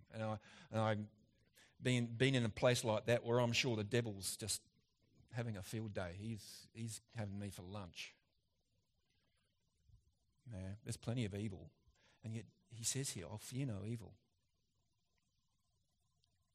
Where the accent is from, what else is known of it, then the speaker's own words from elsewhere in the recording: Australia; as an Aussie